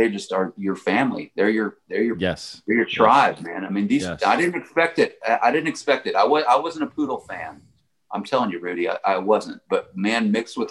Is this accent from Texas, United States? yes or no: yes; Galveston, Texas, United States; moved away; also born or lived in Houston; I was born in Galveston.